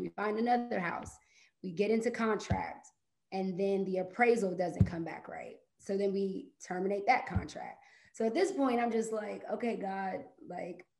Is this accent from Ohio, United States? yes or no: yes; Ohio, United States; moved away as an adult; now in Atlanta, United States; I'm from Ohio, lived there my whole life, and recently moved down to Atlanta August of last year